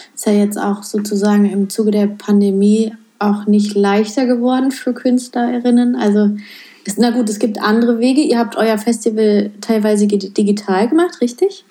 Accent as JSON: {"language": "German", "region": "North Rhine-Westphalia", "country": "Germany", "said": "ich komme ja aus NRW"}